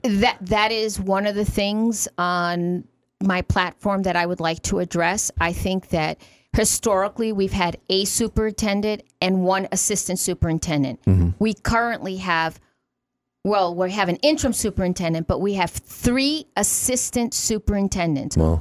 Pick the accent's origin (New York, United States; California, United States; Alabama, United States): New York, United States; New York City; moved away as an adult; now in Watertown, United States; I'm from New York City